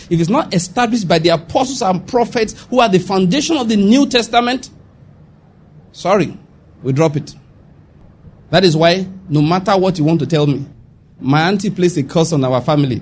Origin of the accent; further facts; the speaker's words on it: Western Nigeria, Nigeria; I'm from Western Nigeria.